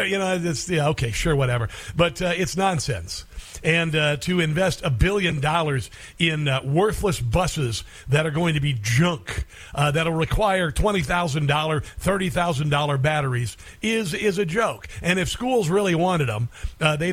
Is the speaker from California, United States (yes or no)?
no; Iowa, United States; moved away; also born or lived in Minnesota / Cincinnati, Ohio / Maryland; I grew up in Iowa, and I lived in Minnesota and Cincinnati